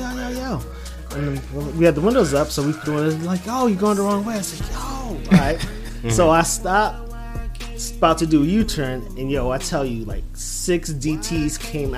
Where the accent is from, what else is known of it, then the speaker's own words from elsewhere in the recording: Brooklyn, New York, United States; growing up in Brooklyn.